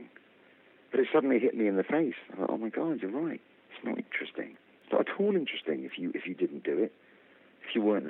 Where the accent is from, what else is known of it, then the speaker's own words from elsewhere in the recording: London, United Kingdom; I am from Harrow in London, United Kingdom.